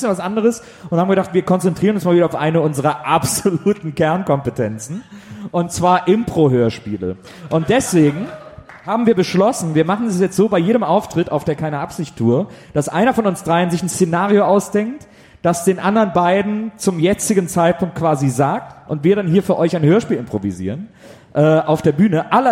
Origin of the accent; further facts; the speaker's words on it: Cologne, North Rhine-Westphalia, Germany; Ich bin Kölner.